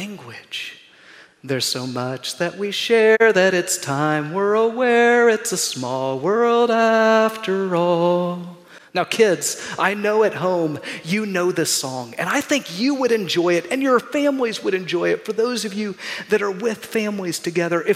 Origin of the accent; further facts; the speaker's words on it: Pasadena, California, United States; a young boy growing up in Southern California in Pasadena